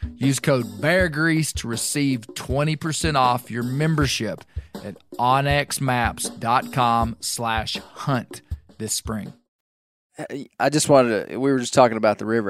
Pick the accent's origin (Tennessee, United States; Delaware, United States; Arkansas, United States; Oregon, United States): Arkansas, United States; Mena; from my hometown